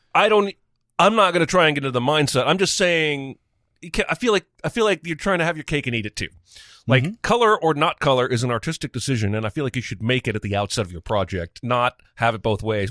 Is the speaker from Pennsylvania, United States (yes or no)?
no; Indiana, United States; the towns I grew up in and the schools I grew up in in Indiana.